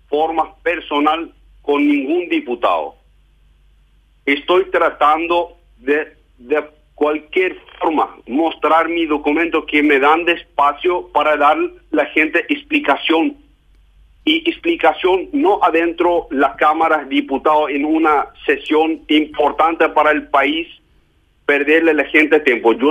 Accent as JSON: {"language": "Spanish", "country": "Germany", "said": "Yo soy alemán."}